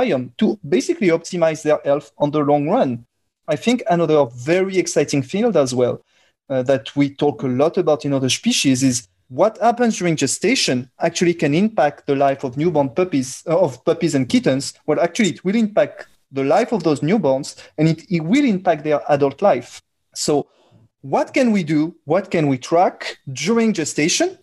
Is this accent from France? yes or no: yes; France; accent: French; English is a second language; my French accent and the fact that I come from Europe